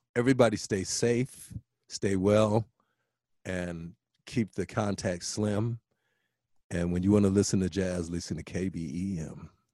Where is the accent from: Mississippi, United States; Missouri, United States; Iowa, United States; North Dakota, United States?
Iowa, United States; Des Moines; now in Twin Cities, United States; I came from Des Moines